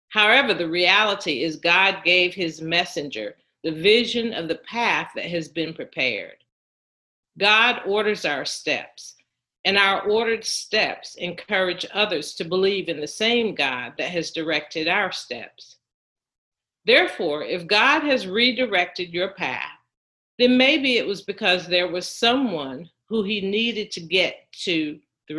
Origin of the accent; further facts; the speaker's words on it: Durham, North Carolina, United States; moved away as an adult; my hometown of Durham